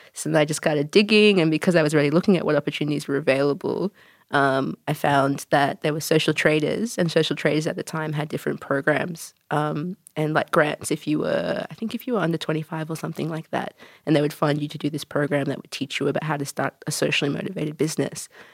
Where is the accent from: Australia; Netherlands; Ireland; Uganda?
Australia; Wagga Wagga, New South Wales; moved away as an adult; also born or lived in Canada / New Zealand; now in Melbourne, Australia; I'm Canadian-born, wagga-wagga raised, but I've been living in Melbourne for, gosh, uh, about four years